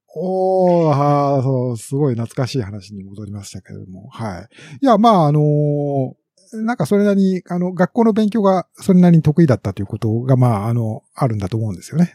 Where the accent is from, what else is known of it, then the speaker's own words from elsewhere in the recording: Nagahama, Shiga, Japan; accent: Kansai-ben; moved away; 滋賀県の長浜市の出身ですね